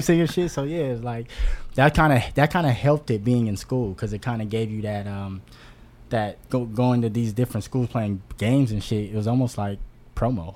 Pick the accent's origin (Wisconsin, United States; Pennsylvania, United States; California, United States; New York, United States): California, United States; Oakland; moved away; also born or lived in Los Angeles; I grew up in North Oakland